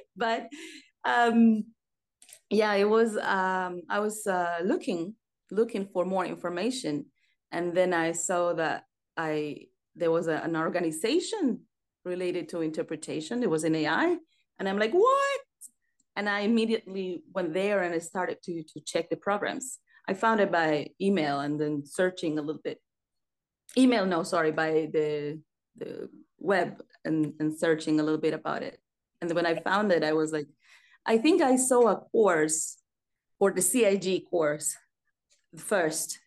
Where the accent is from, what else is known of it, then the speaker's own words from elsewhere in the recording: Mérida, Yucatán, Mexico; now in Paris, France; I was born in Merida, is the Yucatan Peninsula